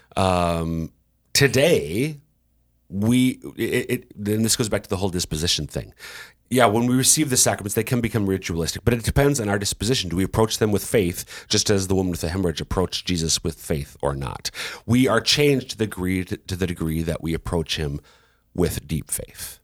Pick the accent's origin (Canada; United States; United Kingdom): United States; Minnesota; now in South Dakota, United States; I'm originally from Minnesota